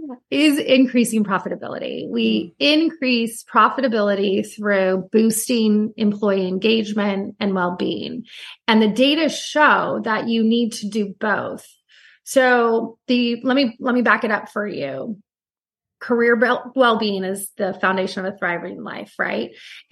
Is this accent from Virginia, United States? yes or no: no; Santa Cruz, California, United States; now in Newport Beach, United States; I am a California girl through and through, and that I grew up on the Monterey Bay in like Santa Cruz and surfing. And now I live in Newport Beach, which is also on the water.